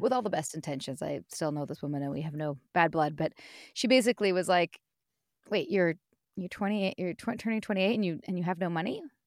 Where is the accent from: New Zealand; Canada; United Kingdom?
Canada; Vancouver, British Columbia; born and raised in Vancouver